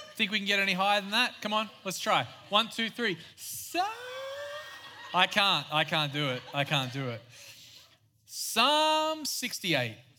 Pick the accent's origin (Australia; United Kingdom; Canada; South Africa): Australia; moved away; I am Australian. Yes, I have a weird accent